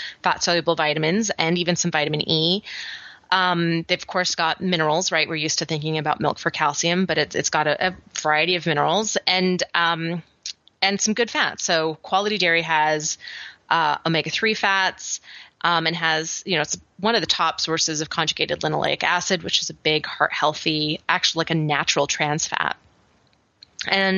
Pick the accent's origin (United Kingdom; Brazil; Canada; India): Canada; Vancouver Island, British Columbia; now in Atlanta, United States; I grew up on Vancouver Island